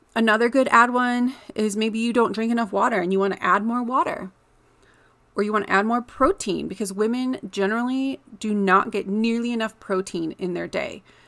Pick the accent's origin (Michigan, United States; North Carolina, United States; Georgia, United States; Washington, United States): Michigan, United States; moved away as an adult; now in Colorado, United States; in the Midwest where I grew up in Michigan